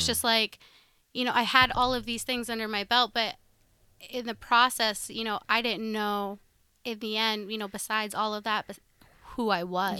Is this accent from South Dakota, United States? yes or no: yes; Sioux Falls, South Dakota, United States; I grew up in Sioux Falls